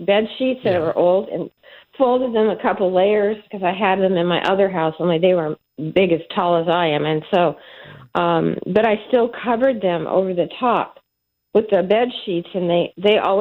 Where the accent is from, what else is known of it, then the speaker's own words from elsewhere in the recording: Pacific Northwest, United States; also born or lived in Atlanta area, Georgia; now in Georgia, United States; I come from the Pacific Northwest